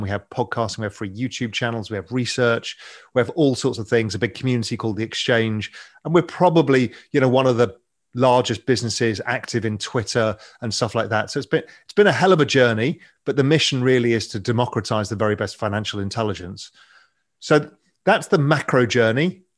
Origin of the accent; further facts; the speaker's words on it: England, United Kingdom; accent: English; as you can tell, my accent, I'm English